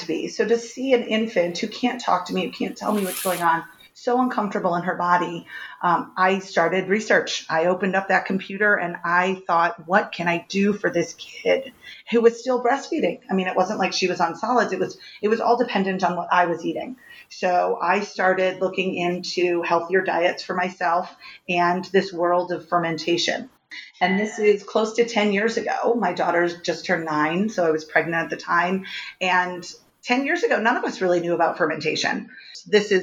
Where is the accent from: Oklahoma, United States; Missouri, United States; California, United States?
Missouri, United States; Richmond Heights; I grew up in Richmond Heights. I'm a St. Louis girl, born and raised here